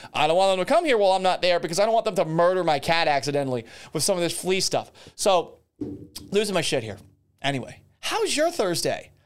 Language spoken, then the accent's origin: English; Massachusetts, United States; moved away; also born or lived in Florida; I'm from Massachusetts originally